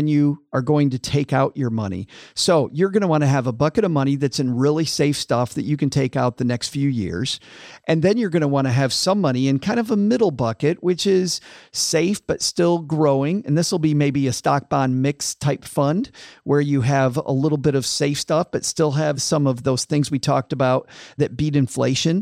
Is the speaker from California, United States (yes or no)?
no; West Michigan, United States; I grew up in West Michigan, which was farm country